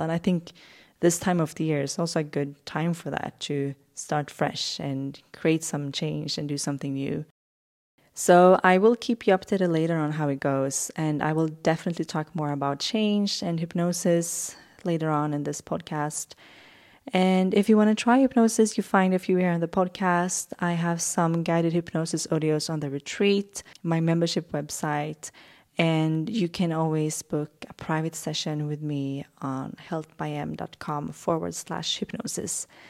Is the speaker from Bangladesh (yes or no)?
no; Sweden's West Coast, Sweden; moved away as an adult; now in Stockholm, Sweden; I wanna live on Sweden's West Coast where I grew up